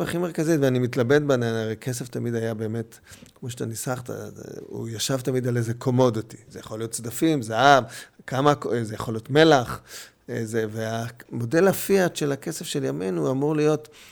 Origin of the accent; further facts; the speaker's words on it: Jerusalem, Jerusalem District, Israel; also born or lived in Bustan HaGalil / Hatzor HaGlilit; אני מגיע בירושלים לגן חובה, אבל מגיע בכיתה ה' לירושלים, ומאז אנחנו בירושלים מחדש.